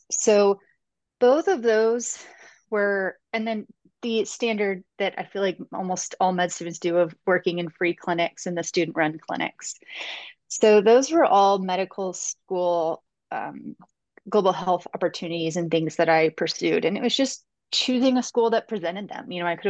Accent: Texas, United States; I grew up in Texas and I learned Spanish in schools and really took to it.

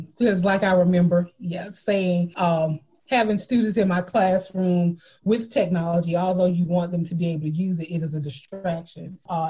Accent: Alabama, United States; since I'm from Alabama

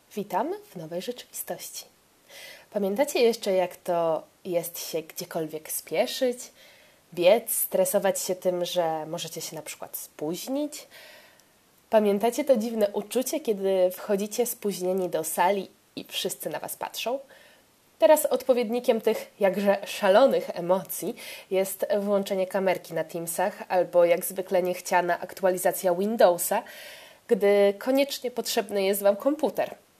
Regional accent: Poland; ja, z Polski.

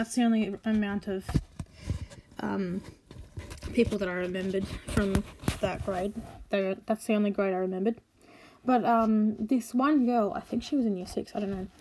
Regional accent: Australia; accent: Australian; also born or lived in South Australia / Queensland; my accent by now, that I'm Australian. We were in South Australia at the time, but we moved to Queensland first

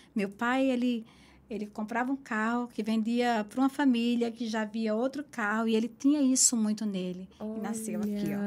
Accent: Caruaru, Pernambuco, Brazil; moved away as an adult; now in New York, United States; eu sou de Caruaru, a capital do forró, o melhor São João do mundo

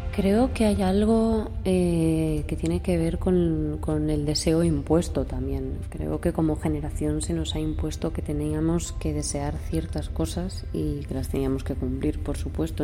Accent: Ayora, Valencian Community, Spain; moved away as an adult; now in Madrid, Spain; soy una valenciana del 96, tengo ahora 25 años. Y bueno, nací en Ayora, que es un pueblecito pequeño en la comunidad valenciana. Y me vine a Madrid a estudiar dramaturgia y dirección escénica en la Real Escuela Superior

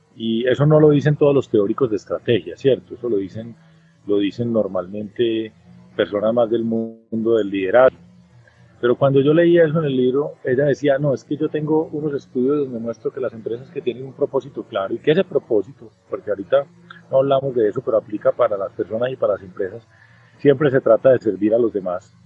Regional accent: Colombia

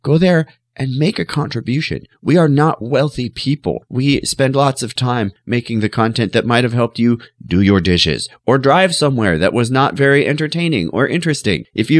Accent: Montana, United States; now in California, United States; When I grew up in Montana, I just had this belief that California was cool.

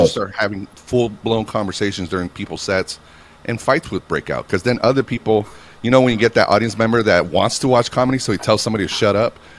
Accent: Reno, Nevada, United States; In Reno, Nevada, my hometown

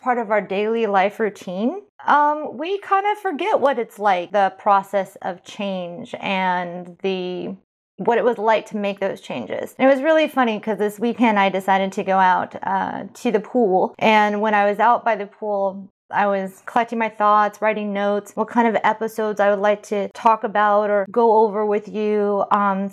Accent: California, United States; moved away; I'm from California

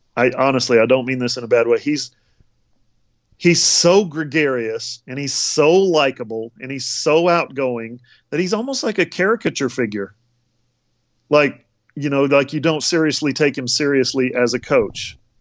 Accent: Alaska, United States; moved away; I'm from Alaska, and so I grew up on the C F L

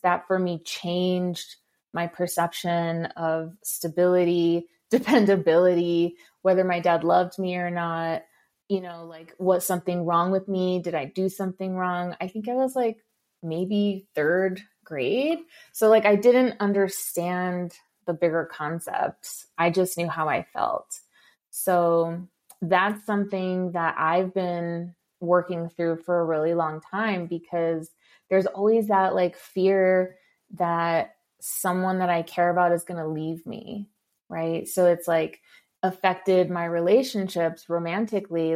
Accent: Los Angeles, California, United States; I grew up in East

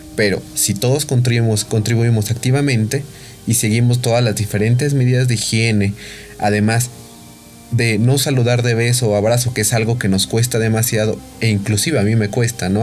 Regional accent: Mexico; somos mexicanos

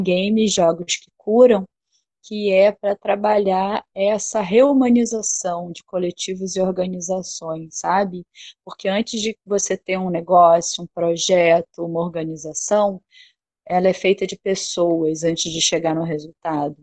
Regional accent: Rio de Janeiro, Brazil; moved away as an adult; now in Bahia, Brazil; Eu sou carioca, nascida no Rio. É, morei lá no Rio até 2008.

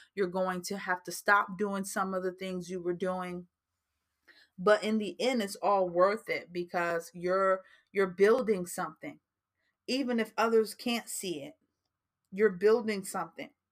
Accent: New Jersey, United States; that's just like a New Jersey thing coming out of me because I am from New Jersey and sometimes we do talk a little fast

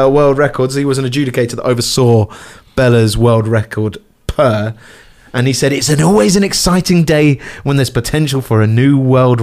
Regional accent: London, United Kingdom; now in Cambridgeshire, United Kingdom; I'm originally from North London, but where I live now, Cambridgeshire.

